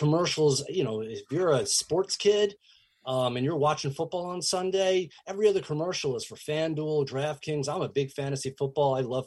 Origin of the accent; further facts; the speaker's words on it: New York metro area, United States; I grew up in the New York metro area